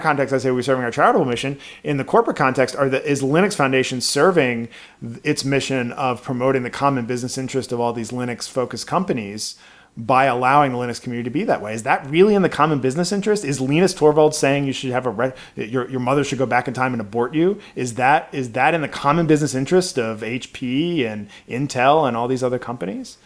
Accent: Baltimore, Maryland, United States; I grew up in Baltimore, Maryland in the '80s

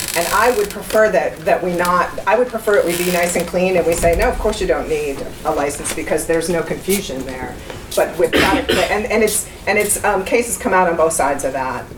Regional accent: United States; I'm an American

